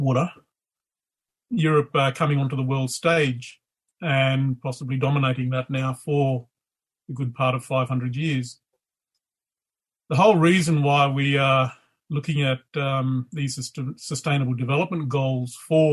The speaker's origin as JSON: {"language": "English", "town": "Leonora", "region": "Western Australia", "country": "Australia", "tie": "born or raised there", "said": "I'm over in my hometown of Leonora, which is north of Kalgoorlie"}